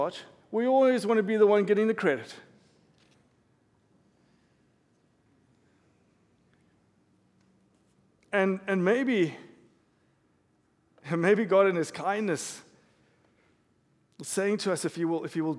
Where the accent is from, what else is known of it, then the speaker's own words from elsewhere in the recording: South Africa; I'm South African. I grew up in South Africa